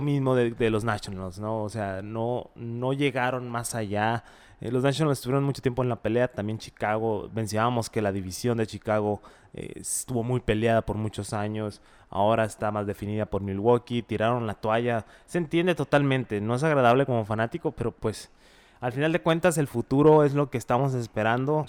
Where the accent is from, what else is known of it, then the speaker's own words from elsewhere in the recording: Mexico; como mexicanos